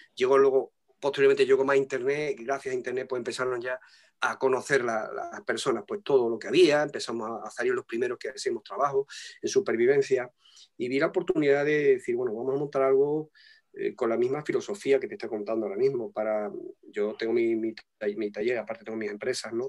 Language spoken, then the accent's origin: Spanish; Tangier, Tanger-Tetouan-Al Hoceima, Morocco; moved away; yo nací en Tánger, en Marruecos, en África.